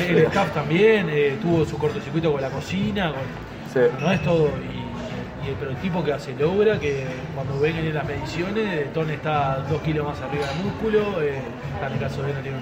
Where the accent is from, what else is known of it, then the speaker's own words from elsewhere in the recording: Uruguay; somos uruguayos